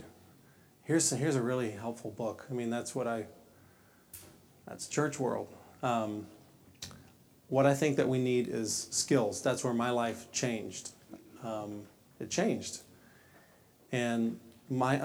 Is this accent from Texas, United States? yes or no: yes; Texas, United States; I grew up in Southern Baptist world in Texas